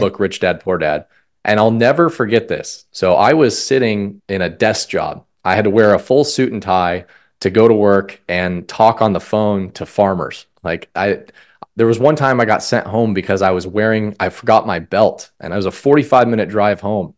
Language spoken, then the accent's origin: English; Colorado, United States; moved away as an adult; also born or lived in Omaha, Nebraska; I grew up in Colorado